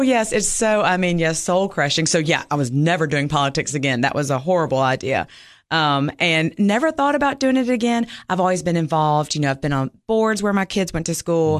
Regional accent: Mississippi, United States; moved away as an adult; now in Cookeville, United States; I'm originally from Mississippi, grew up there, went to Ole Miss

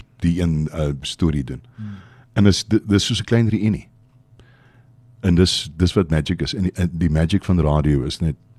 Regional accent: Port Elizabeth, Eastern Cape, South Africa; in my familie is ek kom van PE af. Dis die Oos-Kaap.

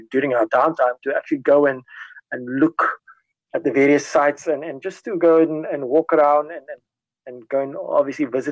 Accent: South Africa

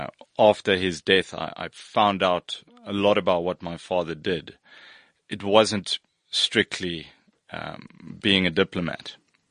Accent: Bahrain; So I spent time in the Middle East. I grew up in Bahrain.

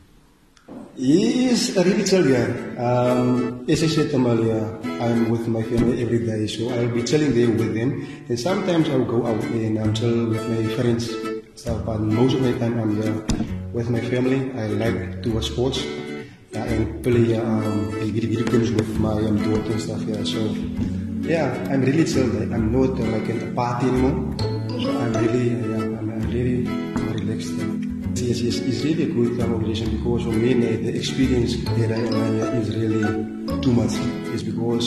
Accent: Ladysmith, Western Cape, South Africa; moved away as an adult; now in Bontebok National Park, South Africa; I was born in Ladysmith. Ladysmith, it's about plus minus 180 km from here, yeah, Suriname. I went to school there as well.

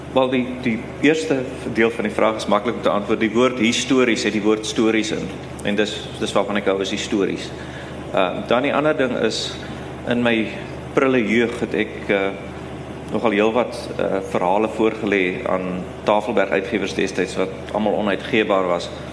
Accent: South Africa; as 'n wit Suid-Afrikaner wat uit die apartheid era kom

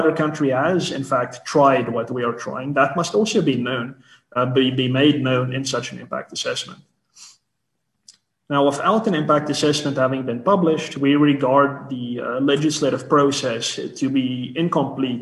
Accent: South Africa; As South African citizens, as South African business people

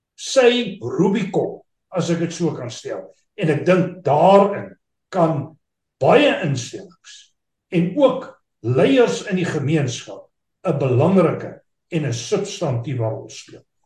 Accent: South Africa; as Suid-Afrikaners

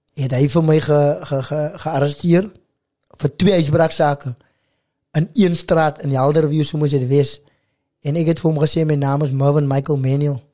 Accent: Macassar, Western Cape, South Africa; also born or lived in Stellenbosch; waar ek groot geword het in Makassa

